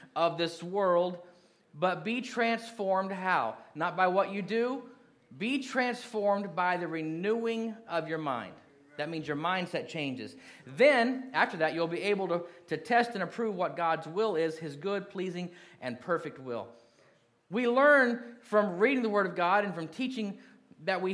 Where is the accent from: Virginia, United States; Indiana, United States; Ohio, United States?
Indiana, United States; Kentucky; moved away as an adult; When I was 12, we moved from Kentucky to Indiana, and I lived there until I went in the Marine Corps